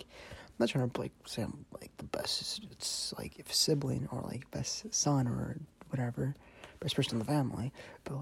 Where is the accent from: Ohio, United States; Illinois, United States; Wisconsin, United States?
Wisconsin, United States; Madison area; I'm Mexican. I was born in Wisconsin. I'm not going to disclose what part of Wisconsin, just like in Madison area